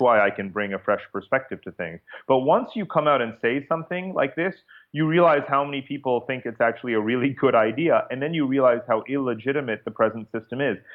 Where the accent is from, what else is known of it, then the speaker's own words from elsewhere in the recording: Chappaqua, New York, United States; now in Singapore; I'm actually from Chappaqua, New York